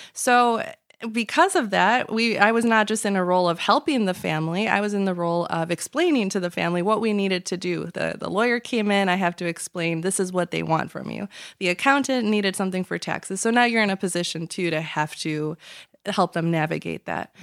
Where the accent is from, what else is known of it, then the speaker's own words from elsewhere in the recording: Chicago, Illinois, United States; born and raised in the Chicagoland area